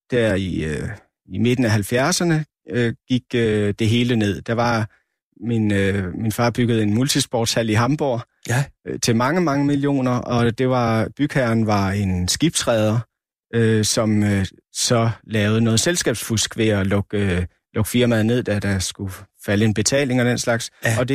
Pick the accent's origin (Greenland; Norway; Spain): Greenland; Sisimiut; also born or lived in Aasiaat; I de byer, både i Asiat og i Sisimet, hvor jeg voksede op, der var, og i stort set alle de større byer i Grønland